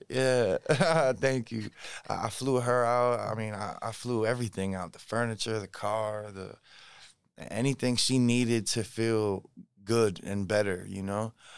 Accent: New Jersey, United States; moved away as an adult; now in Los Angeles, United States; I grew up in New Jersey.

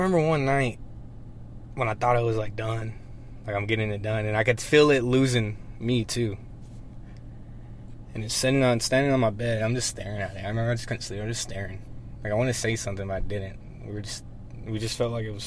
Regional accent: Monahans, Texas, United States; growing up in Monahans

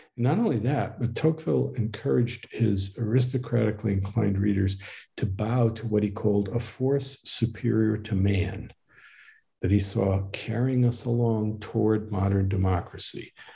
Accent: Northeast, United States; now in Waco, United States; I was raised in the Northeast

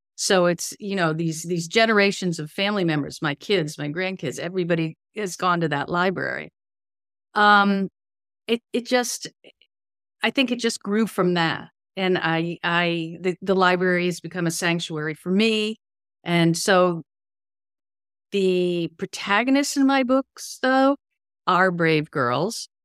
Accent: Connecticut, United States; I grew up in Connecticut.

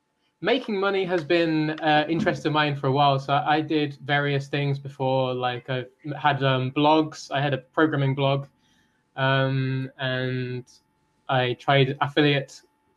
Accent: Solihull, West Midlands, United Kingdom; moved away as an adult; now in Japan; I am from England. I'm from the West Midlands.

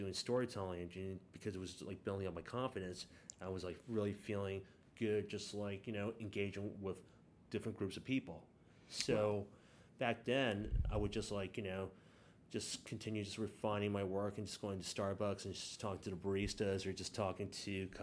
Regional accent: New York City, New York, United States; I was born and raised in the Bronx

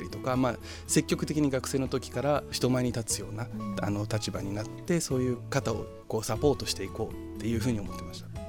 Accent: Kosai, Shizuoka, Japan; Japanese is a second language; also born or lived in Brazil; 生まれはブラジルなんですけど、その後で静岡に来てるんで、うん、なんか僕にとってこう故郷はどこですかって聞かれたらやっぱもう静岡って答えるんですけど

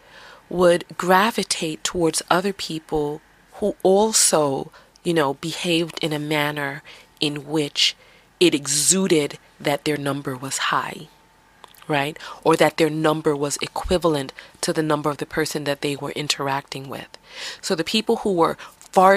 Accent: New York City, New York, United States; accent: New York; I'm from the Bronx.

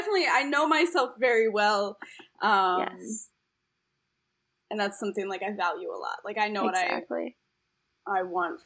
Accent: East Coast, United States; now in Chicago, United States; I grew up on the East Coast, like, in a Jewish East Coast family, and, like, the way we all communicate is, like, self-deprecating humor

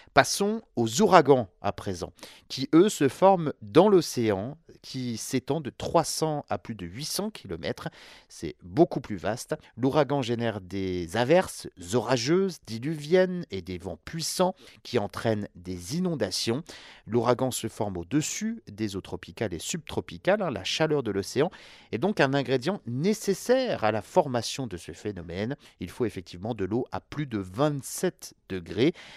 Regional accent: France

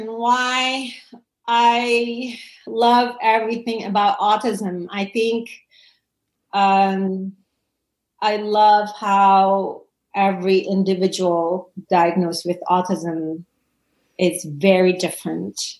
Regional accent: Indonesia; I was born and raised in Indonesia

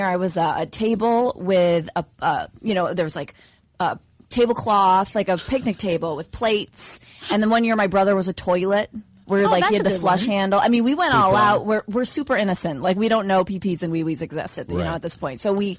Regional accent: upstate New York, United States; moved away; It's upstate New York, baby.

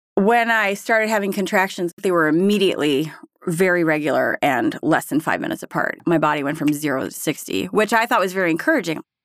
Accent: Berthoud, Colorado, United States; I am from Berthoud, Colorado

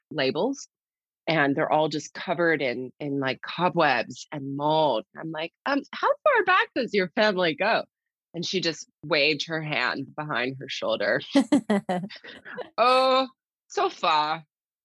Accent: United States; as an American

